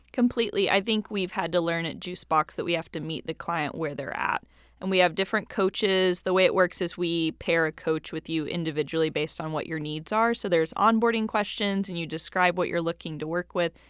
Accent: Knoxville, Tennessee, United States; I grew up in Knoxville, Tennessee

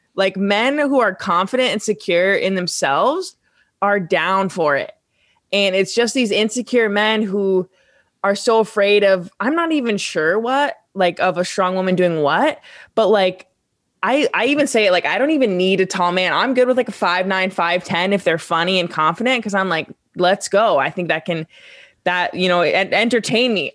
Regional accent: Vermont, United States; I come from Vermont, which is not a big sports state

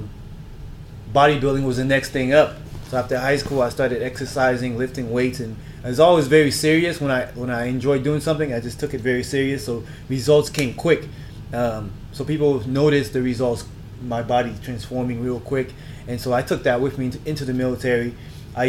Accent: South Florida, United States; moved away as an adult; also born or lived in Haiti / Germany; now in Los Angeles, United States; I was born in Haiti, grew up in South Florida, Miami Beach, Boca Raton, if you guys have been to Florida. I'm a Florida

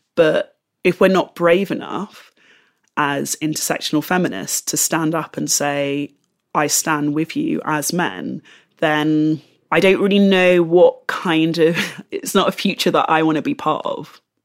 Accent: London, United Kingdom; moved away as an adult; now in Bristol, United Kingdom; the London that I grew up

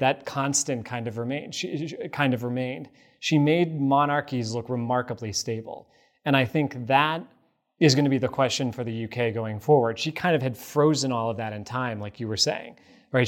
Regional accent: United States; as an American

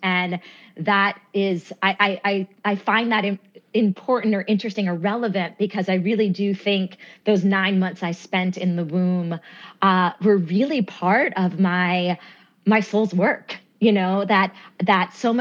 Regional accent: New York, United States; also born or lived in Winston-Salem, North Carolina; I was actually born in Brooklyn, New York

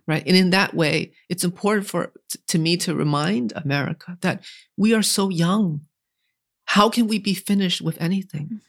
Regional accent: New England, United States; growing up in New England

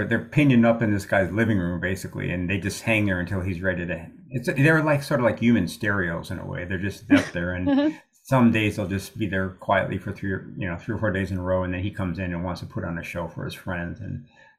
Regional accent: Amarillo, Texas, United States; when I was in college, I come to Syracuse from Amarillo, Texas, and I've been playing in a bar band and working as a groundsman.

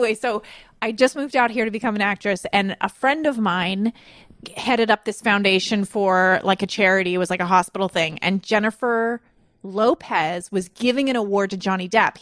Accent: Canada; we're Canadian

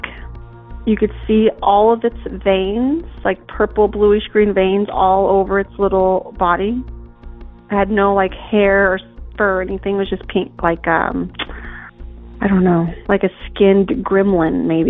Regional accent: Hope, Kansas, United States; I am from Kansas. I grew up in Hope, Kansas, on a dairy farm out in the middle of nowhere

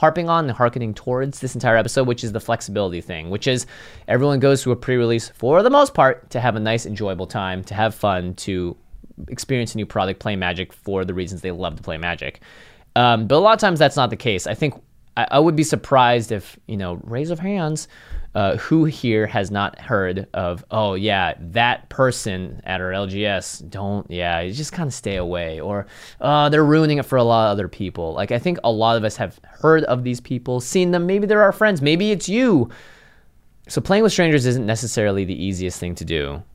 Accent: Seattle, Washington, United States; moved away; I grew up in Seattle.

